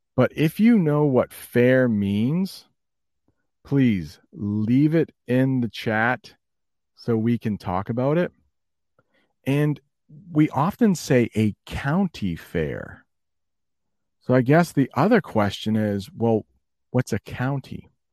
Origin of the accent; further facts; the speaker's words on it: United States; as an American